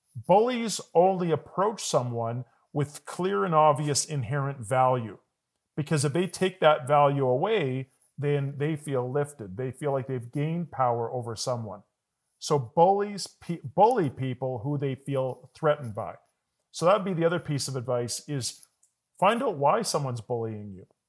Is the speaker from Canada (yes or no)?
yes; Calgary, Alberta, Canada; moved away; I was born in Calgary. I did move away, and I do go away for work a lot